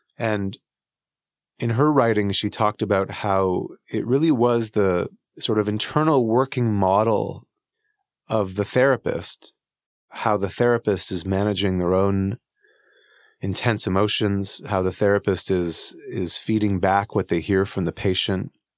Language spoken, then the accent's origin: English; Canada; I'm Canadian